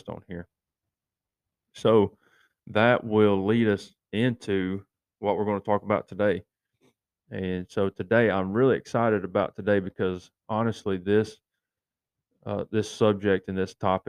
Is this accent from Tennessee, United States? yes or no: yes; East Tennessee, United States; growing up in East Tennessee in my high school days